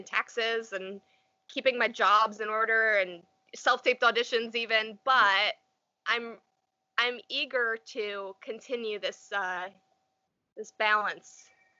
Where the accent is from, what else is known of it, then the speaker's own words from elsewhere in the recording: New York, United States; it's not exactly where I grew up, but it's my hometown, so to speak. So I can get a lot more in touch with nature here. We're on the Erie Canal